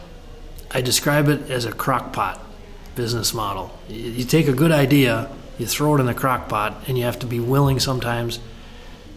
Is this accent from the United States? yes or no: yes; Benson, Minnesota, United States; also born or lived in Twin Cities, Minnesota / Rochester, Minnesota; I grew up in Benson, so in the ag country footprint here